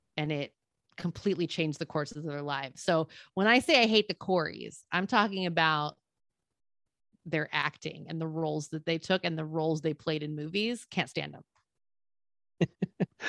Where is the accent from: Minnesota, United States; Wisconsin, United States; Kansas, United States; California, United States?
California, United States; Salinas; my hometown, Salinas